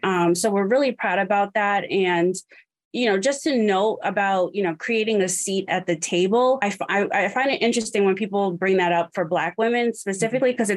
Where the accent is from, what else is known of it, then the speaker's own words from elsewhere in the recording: New York, United States; I'm originally from New York